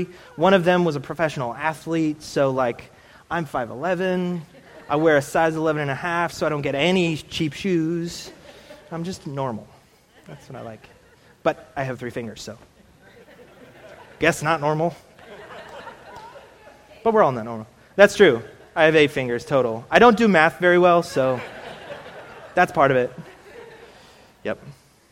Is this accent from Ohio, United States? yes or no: no; Illinois, United States; I'm from Illinois, but generations gone by were from Switzerland.